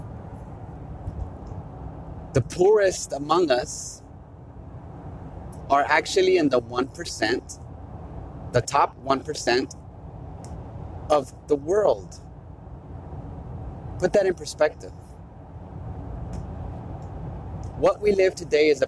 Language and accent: English; United States; We are American